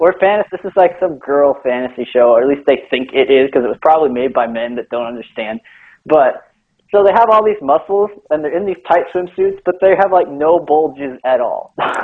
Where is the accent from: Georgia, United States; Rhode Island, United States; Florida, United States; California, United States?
California, United States; I grew up in California.